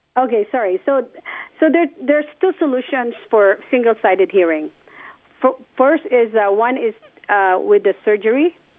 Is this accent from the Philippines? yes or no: yes; Philippines; born or raised there; moved away